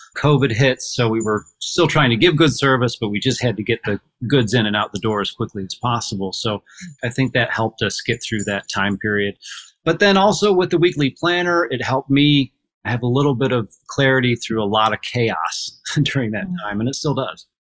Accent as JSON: {"language": "English", "town": "Port Clinton", "region": "Ohio", "country": "United States", "said": "I'm from Port Clinton, Ohio, and I operate our family's grocery and hardware stores"}